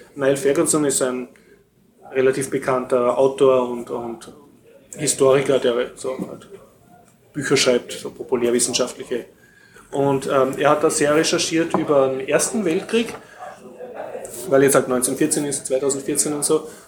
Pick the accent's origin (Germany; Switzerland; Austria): Austria; mir als Österreicher